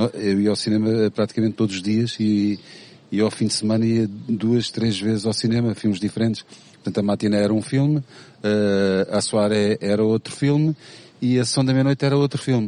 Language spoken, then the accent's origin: Portuguese; Amadora, Lisbon, Portugal; nasci e, e, cresci na Damaia